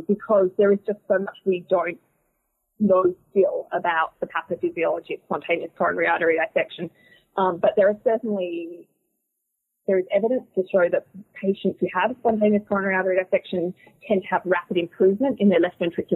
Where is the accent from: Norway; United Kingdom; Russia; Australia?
Australia; moved away as an adult; now in Boston, United States; I'm originally from Australia. I'm an Australian-trained cardiologist